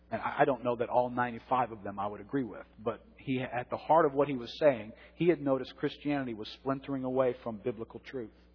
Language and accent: English; New Orleans, Louisiana, United States; I've grown up in New Orleans. I was raised Catholic here in New Orleans.